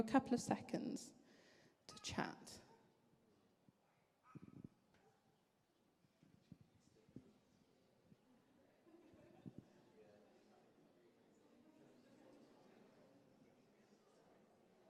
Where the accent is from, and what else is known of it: Wales, United Kingdom; accent: Welsh